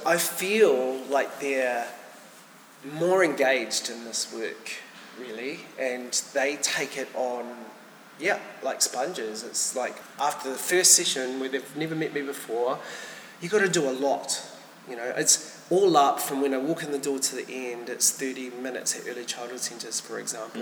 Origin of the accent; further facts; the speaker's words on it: Whanganui, Manawatū-Whanganui, New Zealand; moved away; I hail from Wanganui originally